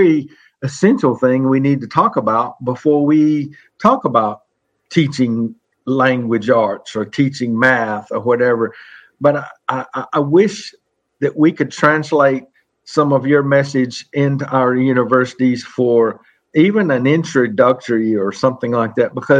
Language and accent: English; the South, United States; I'm from the South